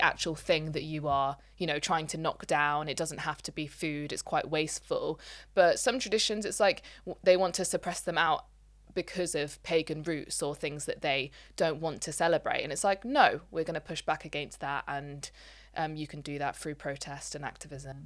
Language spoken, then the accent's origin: English; Leicester, East Midlands, United Kingdom; we are from Leicester